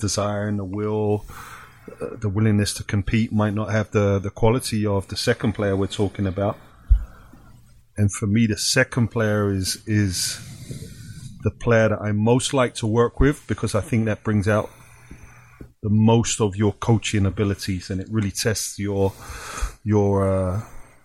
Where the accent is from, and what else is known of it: England, United Kingdom; born or raised there; now in Canada